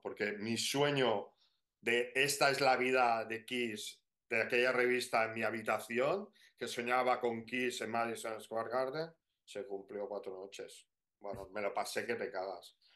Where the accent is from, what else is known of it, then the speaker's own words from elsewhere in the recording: Barcelona, Catalonia, Spain; nosotros somos, somos de Barcelona.